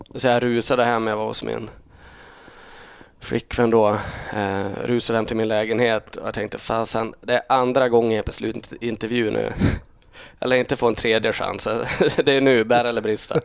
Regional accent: Holmsund, Västerbotten County, Sweden; also born or lived in Uppsala / Umeå; jag är uppvuxen eh, en och en halv mil söder om Umeå. Holmsund heter det

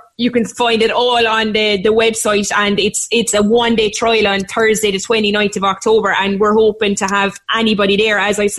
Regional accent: Limerick, Munster, Ireland; moved away as an adult; now in Cork, Ireland; I'm from Limerick, so there's a mad mix of accents in the, and I've lived in Cork for 11 years

